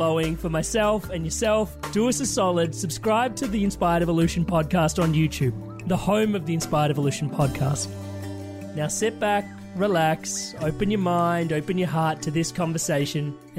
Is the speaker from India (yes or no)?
yes; India; I am Indian